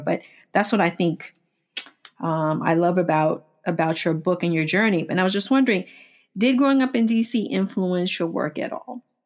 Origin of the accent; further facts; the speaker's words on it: Washington, District of Columbia, United States; I grew up in Washington, D C. I grew up in the Fort Totten area, of D C.